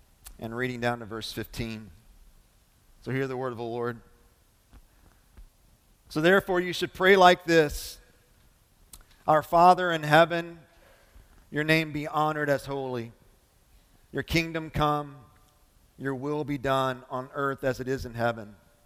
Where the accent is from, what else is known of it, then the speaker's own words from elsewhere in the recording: Lebanon Junction, Kentucky, United States; So my middle school years, I grew up in Lebanon Junction, kind of landed there after I was in the fifth grade. We moved around a lot my early stages of life.